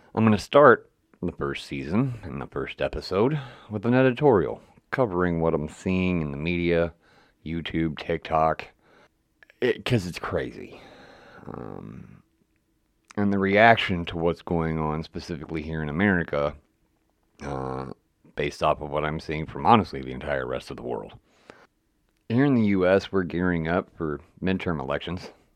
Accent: West Virginia, United States; moved away; I'm originally from West Virginia

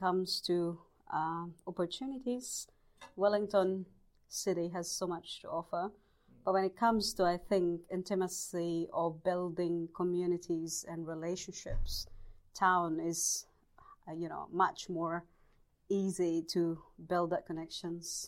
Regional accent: Bohol, Central Visayas, Philippines; moved away as an adult; also born or lived in Leyte, Philippines; now in New Zealand; I was born in the Philippines in the province of uh, Bohol.

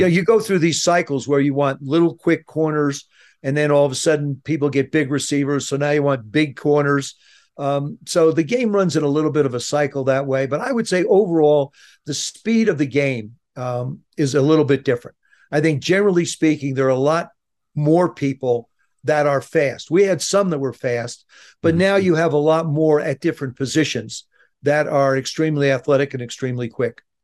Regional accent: South River, New Jersey, United States; moved away as an adult; I grew up in South River, New Jersey

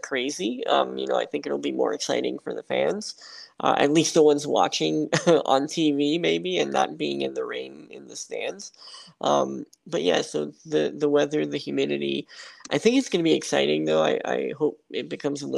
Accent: South Florida, United States; I grew up in South Florida, spent most of my childhood there

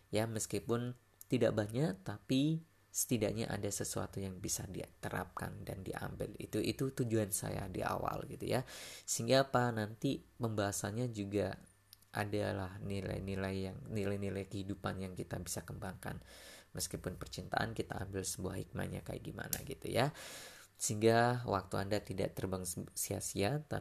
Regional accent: Lamongan, East Java, Indonesia; now in Malang, Indonesia; kemudian saya ini berasal dari Lamongan Jawa Timur saya sudah tinggal di kota Malang sudah hampir uh, apa ya setengah dari umur saya ini saya habiskan uh, berada di Malang itu sendiri

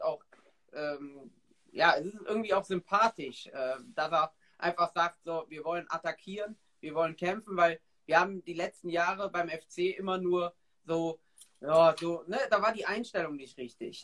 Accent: Ahrweiler district, Rhineland-Palatinate, Germany; ich komme halt aus Kreis Arbeiter

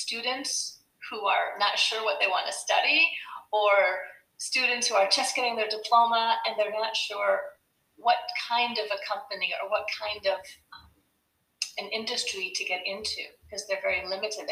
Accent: United States; moved away as an adult; now in Belgium; as an American living in Belgium

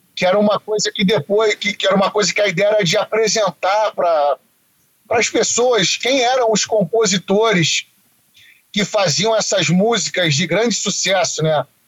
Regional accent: Rio de Janeiro, Brazil; moved away as an adult; now in United States; eu nasci no Rio, né? Que eles se mudaram pro Rio

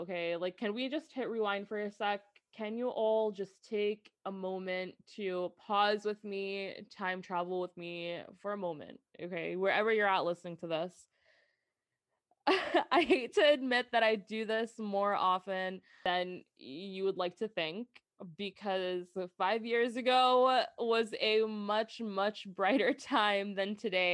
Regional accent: New Jersey, United States; growing up as an American girl that was born and raised in Jersey

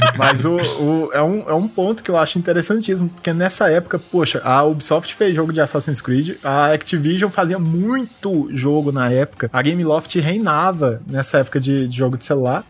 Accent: Brazil; eu sou brasileiro

